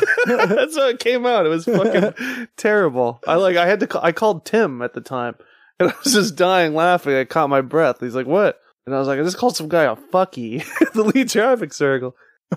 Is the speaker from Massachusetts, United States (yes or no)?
yes; Revere, Massachusetts, United States; I grew up in Revere